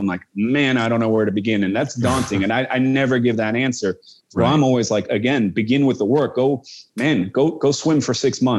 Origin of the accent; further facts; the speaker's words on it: Amsterdam, North Holland, Netherlands; born there; so I was born in Holland. You know, I was born in Amsterdam, and I feel like I'm a little removed. I feel much more American than I feel Dutch